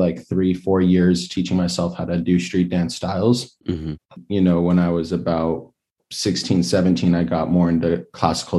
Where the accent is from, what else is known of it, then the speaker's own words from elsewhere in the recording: Los Angeles, California, United States; I grew up in Los Angeles, so I'd skateboard down to the Venice Beach Boardwalk